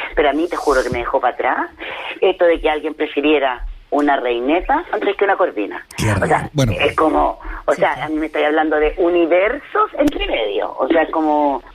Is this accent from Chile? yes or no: yes; Chile; los clientes somos chilenos también